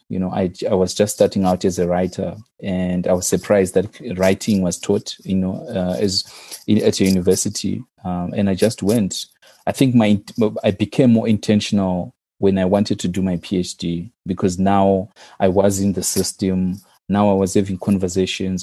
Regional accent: Zimbabwe; moved away as an adult; my first degree was in my home country, so I did my undergraduate in Zimbabwe

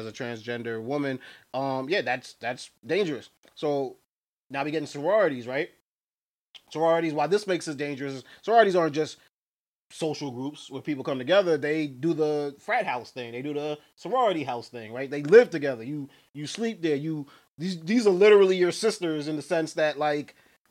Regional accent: New York, United States; Because I'm from New York

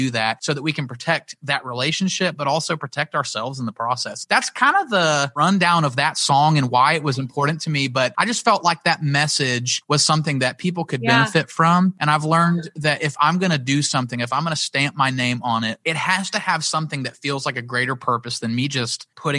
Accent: Pensacola, Florida, United States; also born or lived in Nashville; I didn't really have a ton of friends in Pensacola when we moved back from South Florida

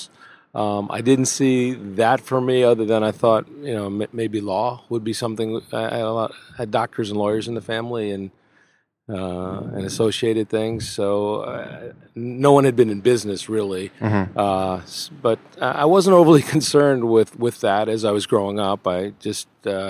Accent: New Milford, New Jersey, United States; I grew up in New Milford, New Jersey, a suburban New York City town

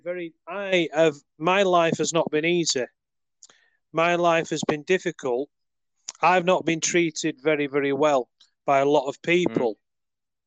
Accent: United Kingdom; I'm from the UK.

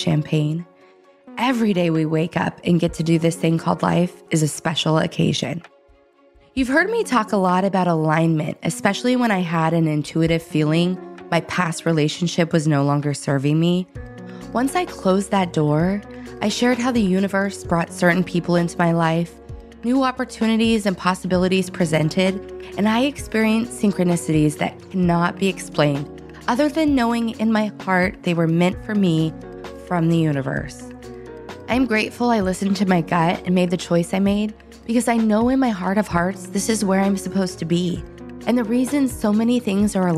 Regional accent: Northern California, United States; We grew up in Northern California

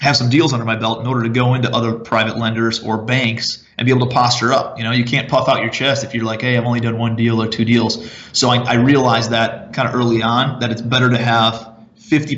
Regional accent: Cleveland, Ohio, United States; moved away as an adult; also born or lived in Charleston, South Carolina; I'm from Cleveland originally

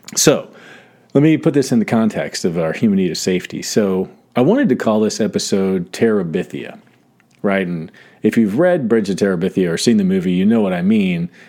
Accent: South Georgia, United States; moved away; I grew up in South Georgia, so I went to, like, second to sixth grade in South Georgia

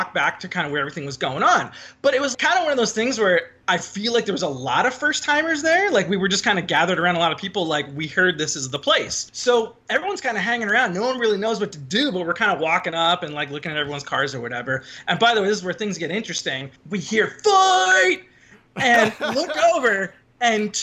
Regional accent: Irvine, California, United States; growing up in Irvine, pretty robust Asian population

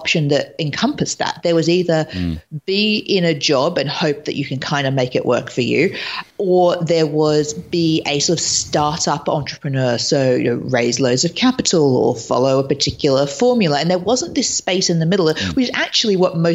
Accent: Australia; moved away as an adult; also born or lived in London / Los Angeles; now in New York, United States; I lived in London for years. I'm originally from Australia, and I moved to LA last year, and now I'm in New York

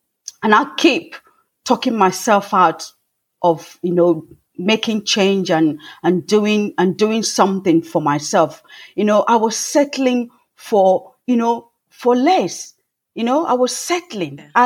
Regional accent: Nigeria; now in England, United Kingdom; I grew up in Africa and Nigeria, to be precise, and at a family of seven.

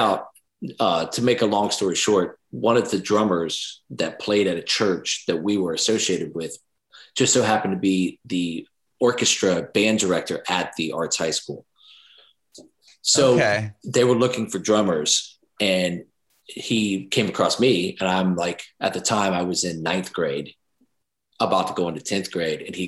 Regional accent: Jacksonville, United States; it all ties back to Jacksonville, my hometown

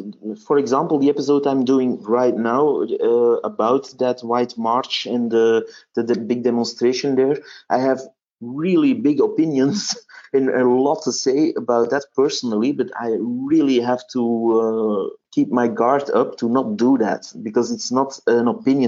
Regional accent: Flanders, Belgium; first language Dutch; English is a second language; Well, where I live, they all say Flemish or Vlaams. So my mother tongue is Dutch and the Belgian variety.

